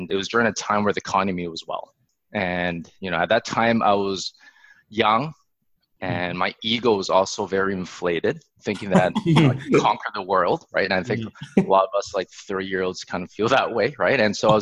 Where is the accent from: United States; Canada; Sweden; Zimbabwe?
Canada; Alberta; I was born in Alberta. And growing up in Alberta, like, we're close to Banff